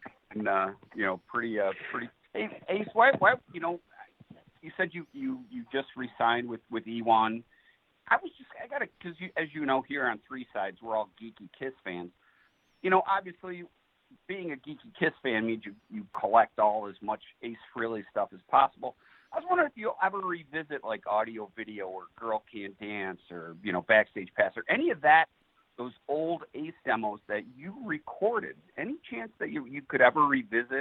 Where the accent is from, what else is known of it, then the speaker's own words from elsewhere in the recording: Detroit, Michigan, United States; I'm calling from Detroit. I'm from Detroit